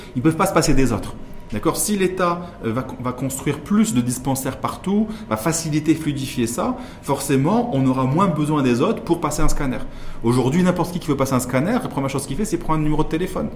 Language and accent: French; Morocco; en tant que Marocain